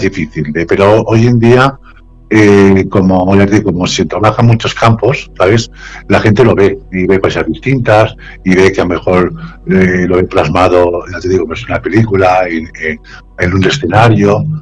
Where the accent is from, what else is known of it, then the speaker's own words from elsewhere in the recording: Sagunto, Valencian Community, Spain; moved away as an adult; now in Vallanca, Spain; en Sagunto, hace poco, en mi, ciudad, natal